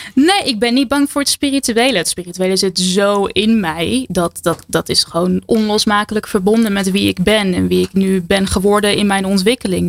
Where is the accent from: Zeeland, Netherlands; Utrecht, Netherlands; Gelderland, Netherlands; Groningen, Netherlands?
Utrecht, Netherlands; Harmelen; In Harmelen, een heel klein dorpje in het groene hart